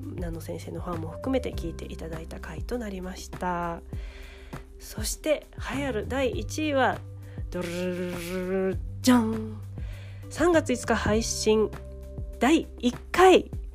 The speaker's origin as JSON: {"language": "Japanese", "region": "Ehime", "country": "Japan", "tie": "born or raised there", "moved": "yes", "lives_now": "Tokyo, Japan", "said": "愛媛に帰って"}